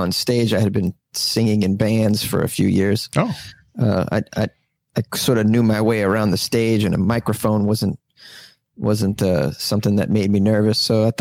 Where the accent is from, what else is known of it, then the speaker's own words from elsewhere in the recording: Massachusetts, United States; Oh, I'm from Massachusetts. I'm a masshole.